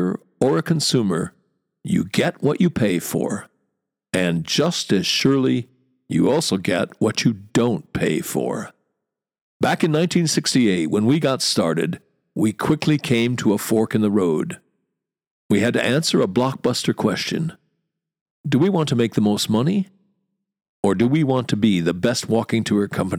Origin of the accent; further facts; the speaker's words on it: United States; As an American who as a kid went to rodeos